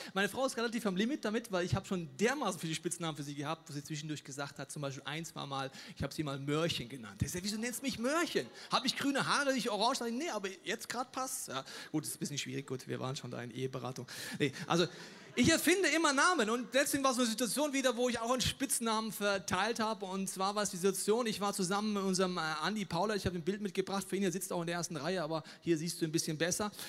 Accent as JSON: {"language": "German", "country": "Germany", "tie": "born or raised there", "said": "Ich bin in Deutschland aufgewachsen"}